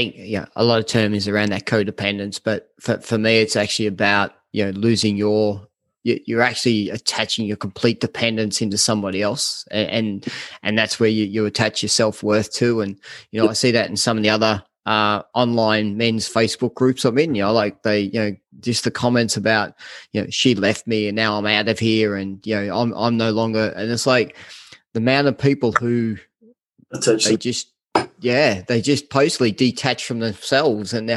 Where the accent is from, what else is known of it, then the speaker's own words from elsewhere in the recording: Australia; us Australians